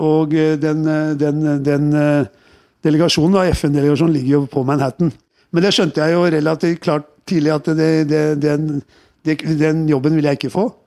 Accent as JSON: {"language": "Norwegian", "region": "Oslo", "country": "Norway", "tie": "born or raised there", "said": "I oppveksten min på Tøyen, altså, jeg vil jo si det at det, eh, det er veldig viktig å liksom eh"}